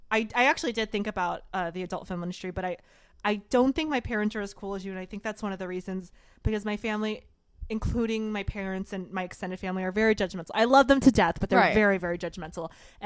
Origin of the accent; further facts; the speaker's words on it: the South, United States; I'm from the South